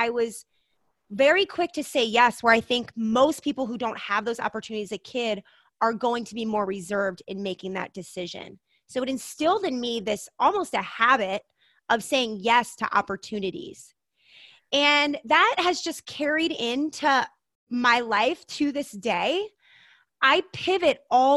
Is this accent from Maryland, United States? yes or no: yes; Maryland, United States; moved away as an adult; also born or lived in Montana / Denver; now in Idaho, United States; I had an amazing childhood, growing up in Maryland, surrounded by incredible family